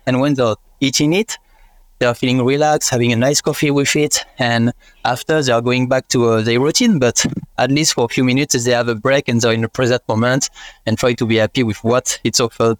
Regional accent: France; English is a second language; unfortunately I'm not Australian and I cannot stay here. This is the end of my visa and I'm about to come back in France in 1 year.

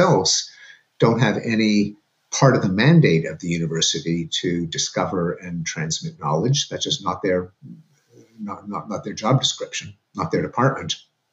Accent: Canada; moved away as an adult; now in United States; going to school in Canada, where I lived with my parents, as Canadians

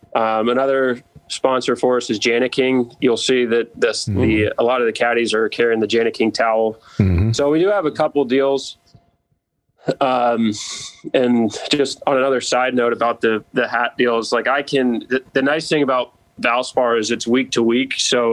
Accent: Charleston, South Carolina, United States; also born or lived in Chattanooga, Tennessee / Pittsburgh, Pennsylvania; I'm from Charleston. I was born in Chattanooga, Tennessee. We lived there for 4 or 5 years. We moved to Charleston when I was 5 years old.

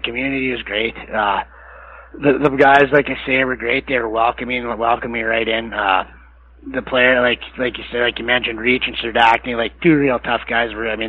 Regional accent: Massanutten, Virginia, United States; the first game in Massanutten when we played, I was pretty nervous, and it was my hometown and whatnot.

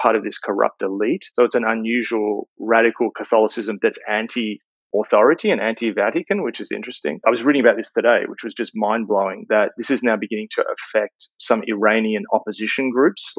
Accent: Australia; As an Australian

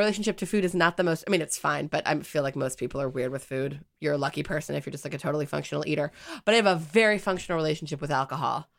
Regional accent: United States; as an American

